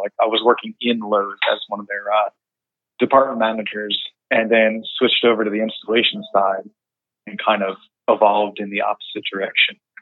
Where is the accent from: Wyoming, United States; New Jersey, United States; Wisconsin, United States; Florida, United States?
New Jersey, United States; West Creek; I am from West Creek, New Jersey, um, by Long Beach Island